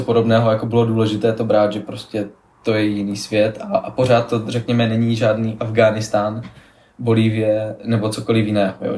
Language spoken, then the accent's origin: Czech; Ostrava, Moravian-Silesian Region, Czechia; jako jsem z Ostravy